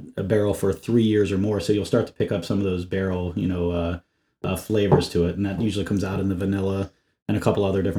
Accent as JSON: {"language": "English", "region": "Ohio", "country": "United States", "tie": "born or raised there", "also_born_or_lived": "West Virginia", "moved": "yes", "said": "I was born in West Virginia, but I grew up in Ohio"}